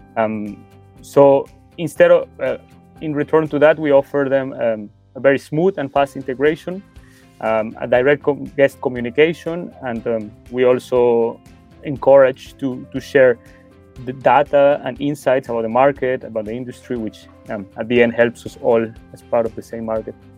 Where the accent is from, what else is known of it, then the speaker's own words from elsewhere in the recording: Mexico; moved away as an adult; now in Germany; I'm originally from Mexico. Um, however, I've been living in Germany for over five years now.